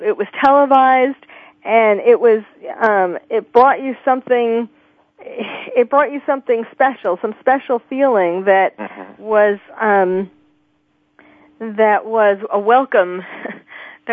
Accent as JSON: {"language": "English", "region": "New York", "country": "United States", "tie": "born or raised there", "said": "I was born and raised in New York"}